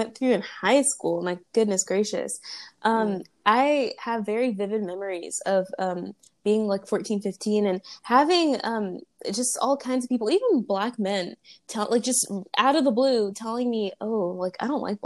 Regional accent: Riverside, California, United States; also born or lived in Los Angeles / Long Beach / Inland Empire; from ages 10 to 16, I lived in Riverside

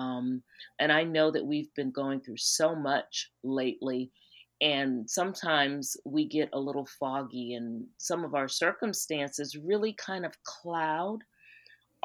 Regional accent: South Carolina, United States; I'm from South Carolina

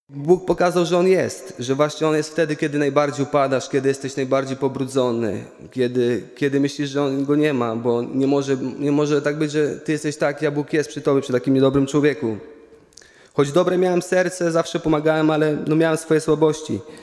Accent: Łuków, Lublin Voivodeship, Poland; pochodzę z Łukowa

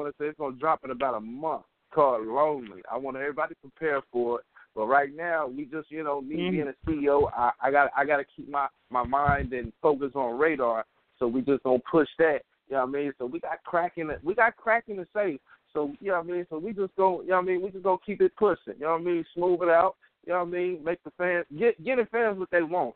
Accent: Middletown, Ohio, United States; So I'm from Middletown, Ohio.

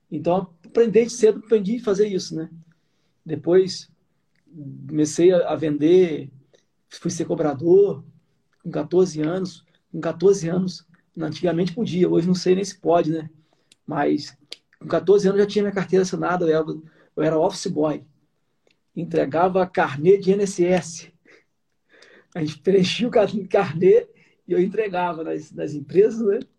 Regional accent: Sumidouro, Rio de Janeiro, Brazil; É, eu nasci em Sumidouro, né? Eu tive uma, uma, uma infância toda em Sumidouro, dos meus primeiros anos de vida.

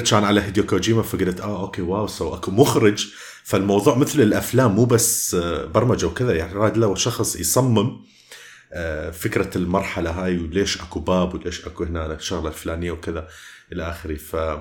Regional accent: Iraq; accent: Iraqi mixed with Jordanian; راح تسمع لهجة عراقية وميكس ويا الأردني وكذا

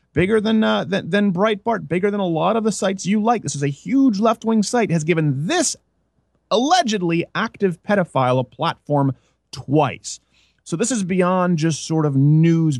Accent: Canada; moved away; also born or lived in New York; I was raised in Canada

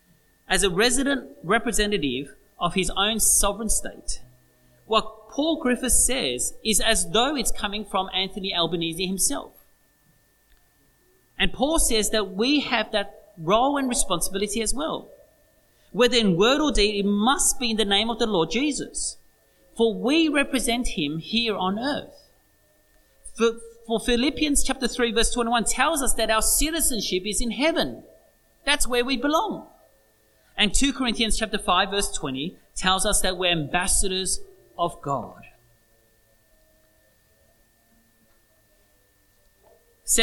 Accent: Australia; that's who we are, Australians

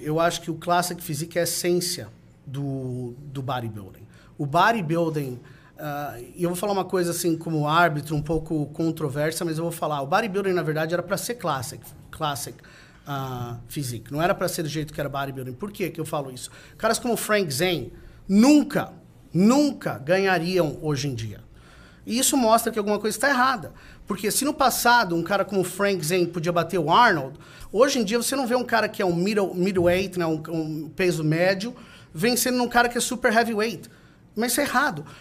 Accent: Brazil

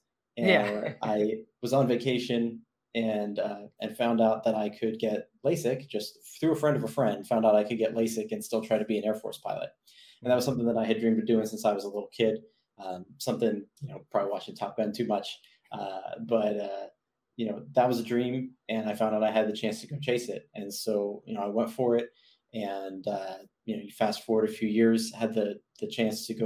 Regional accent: Phoenix, Arizona, United States; also born or lived in Philadelphia, Pennsylvania / South Jersey, New Jersey; I lived in the Phoenix area for a grand total of about 15 years. Grew up there, went to school there

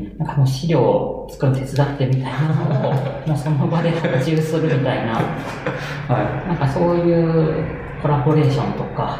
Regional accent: Aichi, Japan; moved away as an adult; also born or lived in Mitaka, Tokyo; now in Tokyo, Japan; 地元の愛知で住んでいた頃

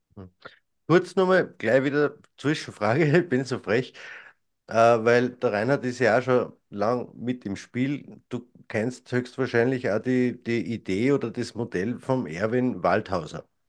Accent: Austria; bei uns in Österreich

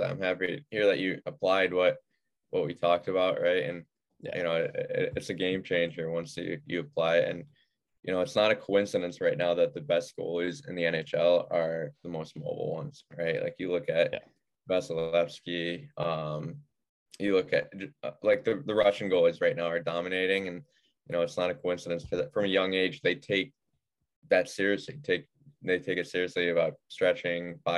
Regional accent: Clarence, New York, United States; Yeah. Um, so suburb of Buffalo, uh, grew, grew up playing for like the Buffalo Regals, Buffalo Junior Sabres, um, just the youth programs there.

